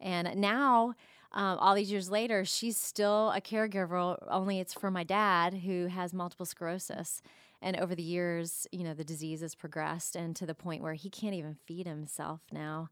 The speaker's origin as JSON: {"language": "English", "town": "Jupiter", "region": "Florida", "country": "United States", "tie": "born or raised there", "also_born_or_lived": "Wheaton, Illinois", "moved": "as an adult", "said": "I grew up in Jupiter, Florida"}